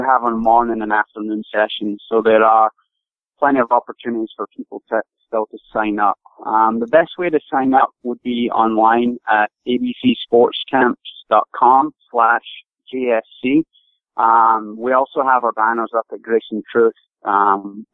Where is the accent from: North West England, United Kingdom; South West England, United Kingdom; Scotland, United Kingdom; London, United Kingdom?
Scotland, United Kingdom; moved away as an adult; now in United States; I grew up in Scotland, originally from Scotland